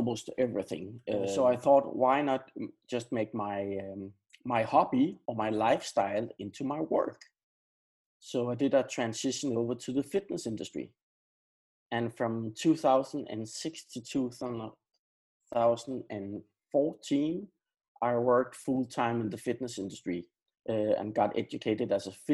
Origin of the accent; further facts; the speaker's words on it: Denmark; now in Sweden; Now I'm living in Sweden, but I am from Denmark, and I am a Dane, but I live in Sweden right now.